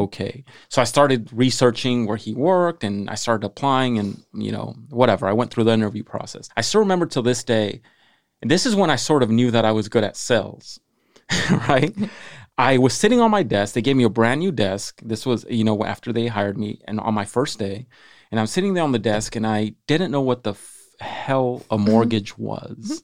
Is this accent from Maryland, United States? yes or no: no; Salinas, California, United States; I was born and raised in Salinas